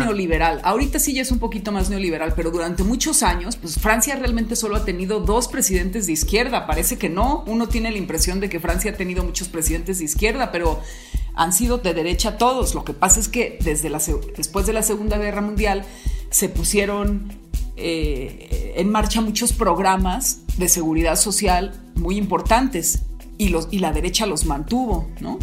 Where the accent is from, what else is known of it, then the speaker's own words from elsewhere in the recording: Mexico; also born or lived in Querétaro; yo me pasé toda mi infancia en México